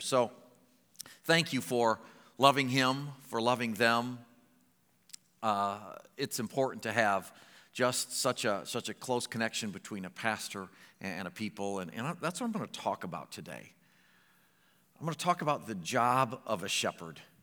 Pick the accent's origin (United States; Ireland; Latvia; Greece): United States; Findlay, Ohio; moved away as an adult; also born or lived in Medina, Ohio / Springfield, Missouri; I was born in Finley